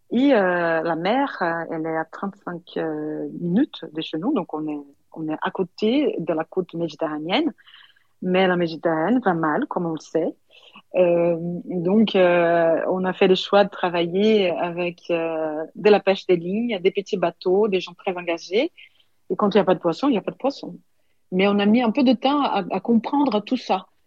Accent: Paris, Île-de-France, France; parce qu'on n'est pas d'ici, nous ne sommes pas des enfants de pays. Euh, plus je suis, j'ai un petit accent, je viens d'ailleurs, et c'est surtout l'effet de venir de Paris.

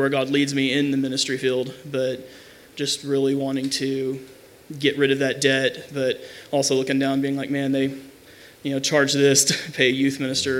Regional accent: Abilene, Texas, United States; I'm from Abilene, Texas.

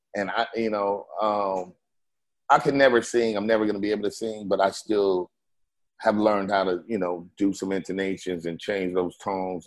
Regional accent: West Coast, United States; I'm from the West

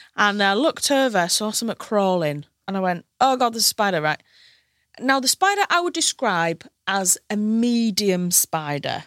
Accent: Hull, Yorkshire and the Humber, United Kingdom; moved away as an adult; now in London, United Kingdom; you might be able to tell from my accent, I come from Hull

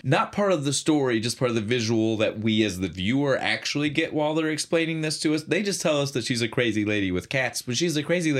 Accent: United States; as an American

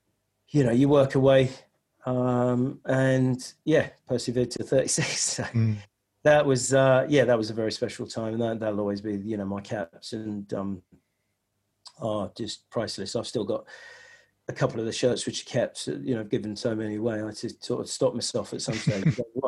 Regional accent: Nigeria; born there; But because I was born in Nigeria, my mum was English and my dad was Nigerian.

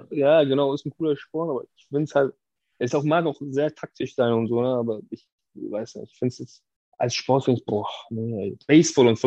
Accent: Hamburg, Germany; Ich bin ja aus Wilhelmsburg.

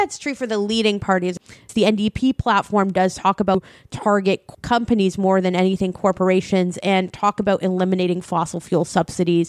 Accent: Windsor, Ontario, Canada; I grew up in Windsor, Ontario

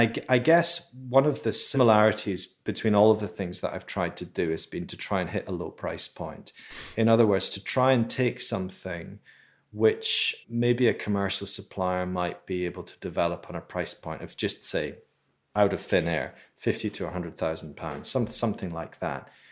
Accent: Edinburgh, Scotland, United Kingdom; I grew up in Edinburgh in Scotland

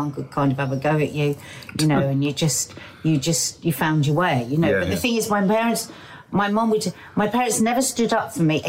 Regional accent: London, United Kingdom; we went to proper South London schools. We were out in the street playing with South London kids.

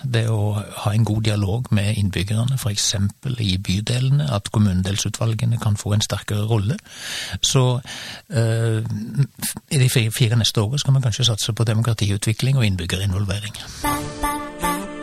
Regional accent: Sauda, Rogaland, Norway; now in Stavanger, Norway; jeg er født i Sauda og oppvokst

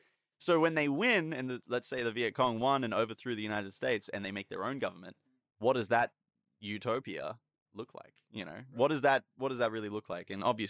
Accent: Australia; And again, we are Australian

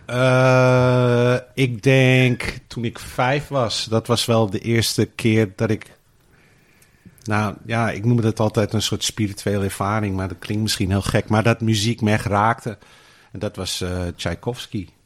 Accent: Australia; also born or lived in Rozenburg, Netherlands; now in Netherlands; ik ben in Australië opgevoed

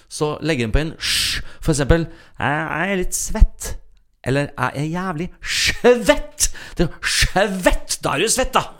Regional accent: Sarpsborg, Østfold, Norway; moved away as an adult; now in Trøndelag, Norway; Født og oppvokst i Sarpsborg, 20 minutter fra Sverige og en drøy time fra Oslo.

